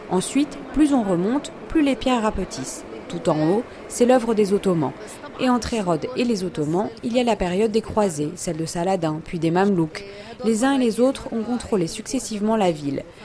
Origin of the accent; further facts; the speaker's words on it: Jerusalem, Palestine; Je suis palestinienne de Jérusalem